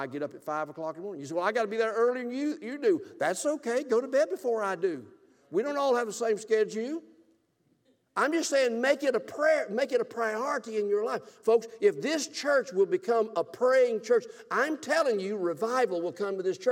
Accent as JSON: {"language": "English", "region": "South Alabama", "country": "United States", "tie": "born or raised there", "also_born_or_lived": "Gulfport, Mississippi", "moved": "yes", "said": "I grew up in South Alabama during the Bear Bryant years"}